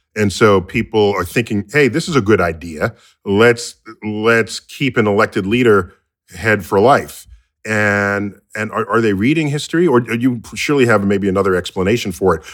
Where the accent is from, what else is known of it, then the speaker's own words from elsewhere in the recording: United States; I grew up here in the United States